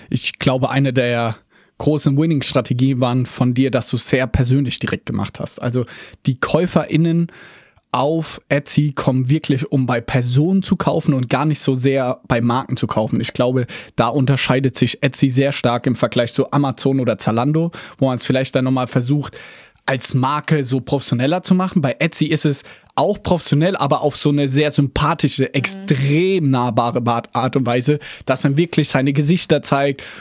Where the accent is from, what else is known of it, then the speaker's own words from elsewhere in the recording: Mannheim, Baden-Württemberg, Germany; hey, ich sitze hier, ich bin aus Mannheim